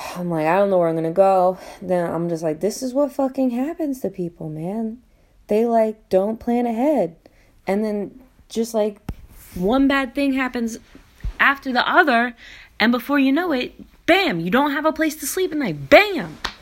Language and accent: English; New Jersey, United States; also born or lived in New York; I'm from New York and New Jersey